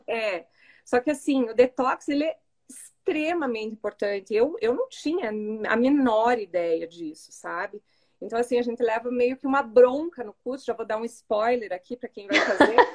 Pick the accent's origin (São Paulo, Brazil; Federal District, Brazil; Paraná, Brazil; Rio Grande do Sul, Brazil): Paraná, Brazil; Curitiba; sou de Curitiba, tenho 43